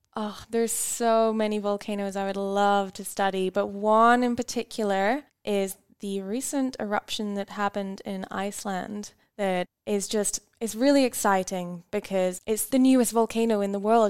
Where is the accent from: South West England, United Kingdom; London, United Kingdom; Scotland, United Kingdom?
Scotland, United Kingdom; moved away as an adult; now in Tasmania, Australia; I grew up in Scotland